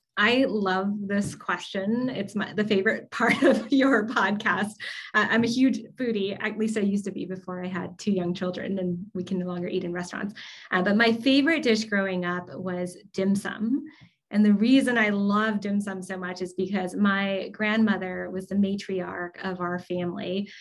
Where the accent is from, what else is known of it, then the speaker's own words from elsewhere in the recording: Southern California, United States; I grew up in Southern California, and I grew up a lot around a lot of Asian Americans